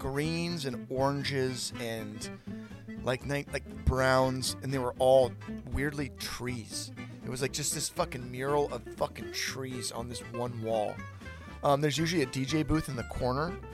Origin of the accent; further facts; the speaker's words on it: Petaluma, California, United States; I grew up in Petaluma